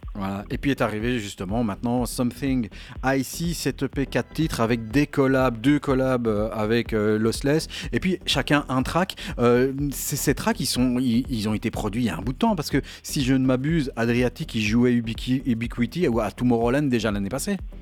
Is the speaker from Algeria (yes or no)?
no; Belgium; je suis de Belgique.